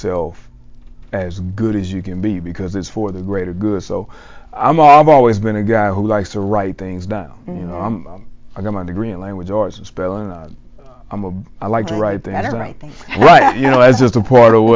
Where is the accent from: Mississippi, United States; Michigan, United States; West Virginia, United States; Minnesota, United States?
Mississippi, United States; South; moved away as an adult; also born or lived in Dallas-Fort Worth, Texas; I'm from South Mississippi, who came all the way to DFW, Texas.